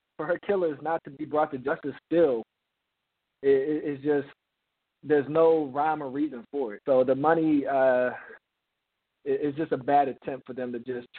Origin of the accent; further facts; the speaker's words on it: Baltimore, Maryland, United States; I'm from Baltimore, Maryland